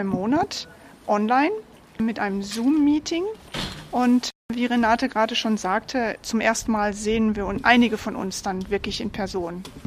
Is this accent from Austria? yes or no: no; Germany; moved away as an adult; now in Phoenix, United States; ich bin Deutsche, das hört man